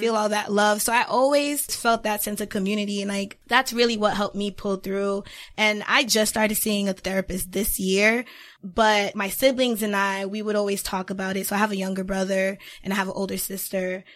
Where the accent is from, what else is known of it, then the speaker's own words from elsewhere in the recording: Boston, Massachusetts, United States; I am from the Boston area.